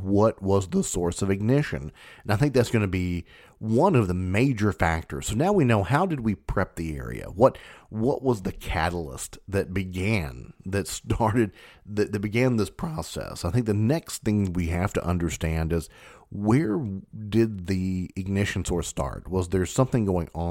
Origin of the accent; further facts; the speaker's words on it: Kentucky, United States; I'm from Kentucky